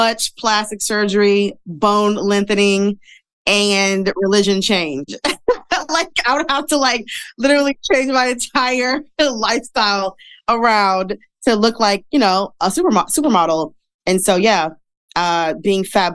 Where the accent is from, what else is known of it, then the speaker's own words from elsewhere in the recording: Detroit, Michigan, United States; moved away as an adult; now in New York, United States; I'm from Detroit, live in New York right now. I've been here for 4 years.